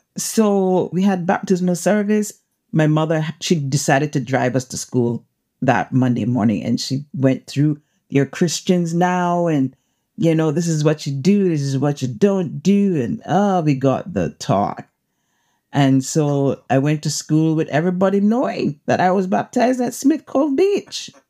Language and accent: English; Cayman Islands; I'm from the Cayman Islands, the beautiful Cayman Islands